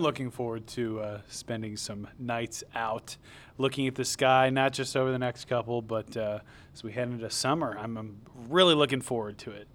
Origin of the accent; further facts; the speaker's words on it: Southern Michigan, United States; also born or lived in Metro Detroit; growing up in Southern Michigan, uh, I grew up in a very rural area